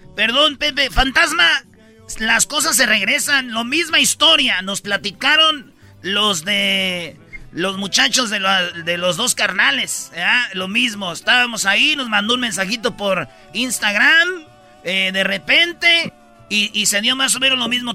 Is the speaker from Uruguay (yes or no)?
no; Michoacán, Mexico; now in Los Angeles, United States; yo vengo de Michoacán, de un rancho